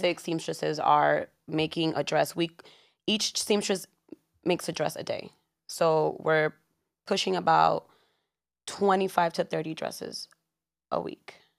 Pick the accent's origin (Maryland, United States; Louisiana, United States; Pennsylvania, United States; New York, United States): New York, United States; born in New York, born and raised in Washington Heights.